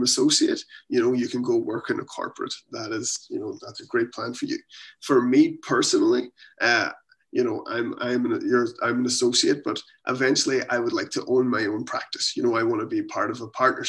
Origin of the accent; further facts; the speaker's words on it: Ireland; moved away as an adult; now in Halifax, Canada; I'm from Ireland, but we're here in Canada